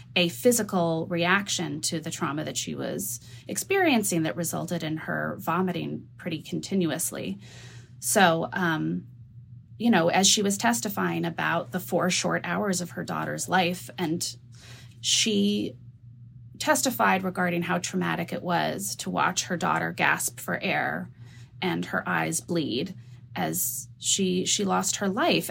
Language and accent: English; New Mexico, United States; I'm from New Mexico